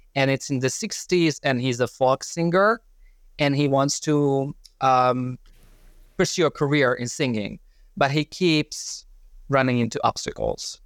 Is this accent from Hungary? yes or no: yes; Hungary; moved away as an adult; originally I'm from Hungary